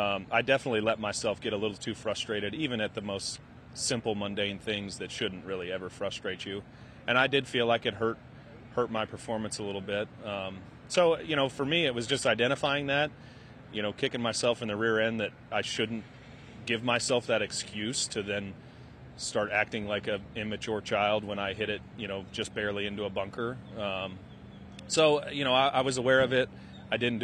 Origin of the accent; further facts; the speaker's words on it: Kansas City, Missouri, United States; I grew up in Kansas City